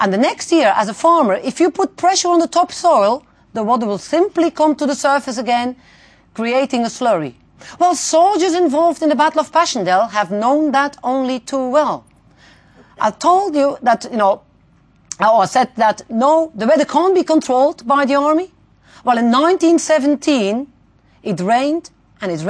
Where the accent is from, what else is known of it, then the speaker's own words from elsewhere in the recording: Belgium; So I'm coming from Belgium, tiny little country